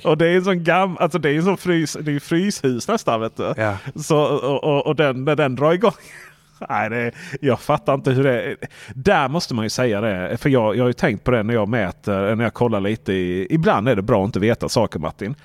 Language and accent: Swedish; Sweden; moved away; där hemma i Stenungsmåla